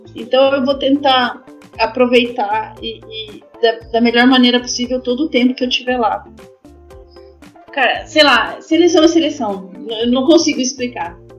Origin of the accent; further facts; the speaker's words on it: Brazil; moved away as an adult; also born or lived in France; sou brasileira